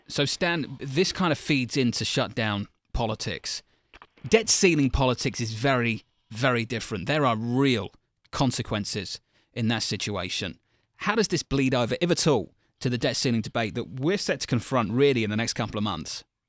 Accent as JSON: {"language": "English", "country": "United Kingdom", "moved": "yes", "lives_now": "United States", "said": "as a Brit, a guest in your great country"}